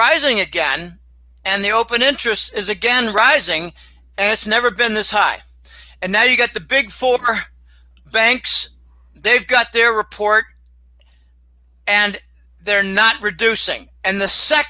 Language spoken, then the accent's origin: English; Pittsburgh, Pennsylvania, United States; moved away as an adult; also born or lived in Boston; I'm from Pittsburgh. Carnegie Mellon graduate school, too. But my high school had Dan Marino